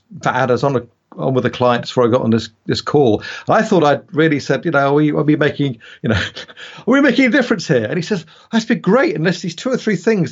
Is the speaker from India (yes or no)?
no; United Kingdom; also born or lived in United States; I'm a Brit, you probably figure that out from my accent